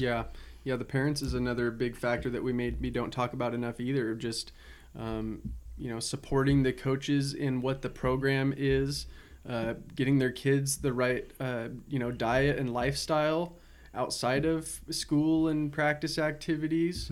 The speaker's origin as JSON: {"language": "English", "town": "Salem", "region": "Oregon", "country": "United States", "tie": "born or raised there", "said": "growing up in Salem, I remember so many practices indoors"}